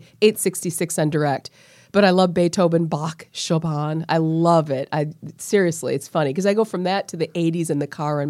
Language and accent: English; La Crosse, Wisconsin, United States; now in Milwaukee, United States; I'm from La Crosse and 3 hours west of here.